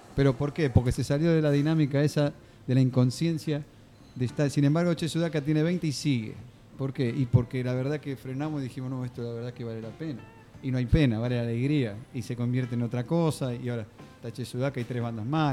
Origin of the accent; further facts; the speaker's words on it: Mar del Plata, Buenos Aires Province, Argentina; yo soy de Mar del Plata